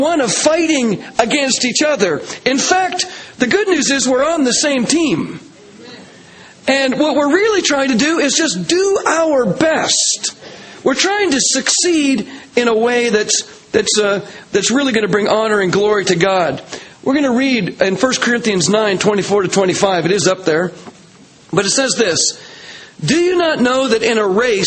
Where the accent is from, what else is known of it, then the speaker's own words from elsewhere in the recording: Canada; I'm a Canadian.